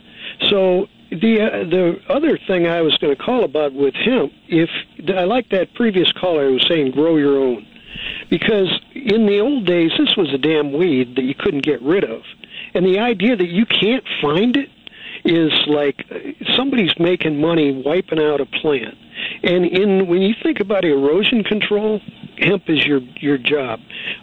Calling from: San Francisco, California, United States; Oh, I'm the guy from San Francisco.

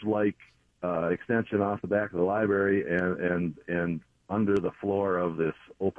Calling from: Minnesota, United States; I'm calling down by in southern Minnesota, down by Owatonna.

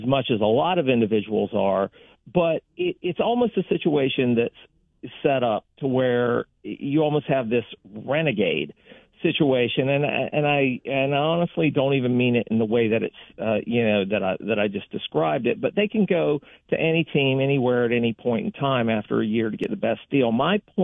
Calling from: Tampa, Florida, United States; I'm calling from Tampa

